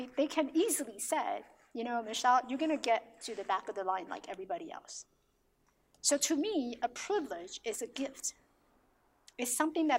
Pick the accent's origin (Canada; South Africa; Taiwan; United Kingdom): Taiwan; now in United States; I have friends who I grew up with in Taiwan